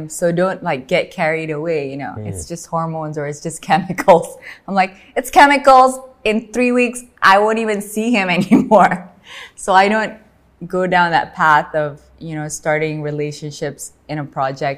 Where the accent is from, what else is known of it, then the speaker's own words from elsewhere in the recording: Medan, North Sumatra, Indonesia; I come from Medan in Sumatra.